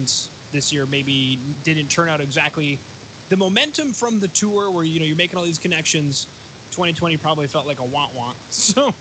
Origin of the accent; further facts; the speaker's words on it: Canada; I'm Canadian and I'm old